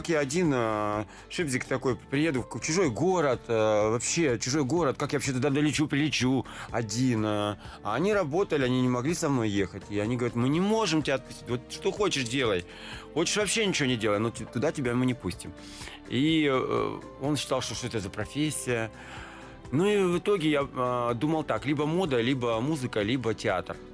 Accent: Kultuk, Irkutsk Oblast, Russia; born there; А, ну, это такой горо- городок Следянка, а есть возле Следянки есть Култук. Я там родился

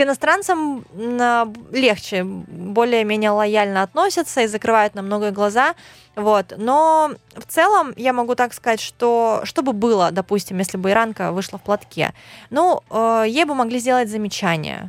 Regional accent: Khabarovsk, Khabarovsk Krai, Russia; я вообще из Хабаровска, это Дальний Восток

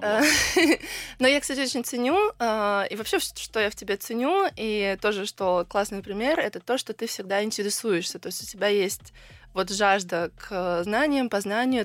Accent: Georgia; now in Russia; мой папа грузин, и я всё детство провела в Грузии

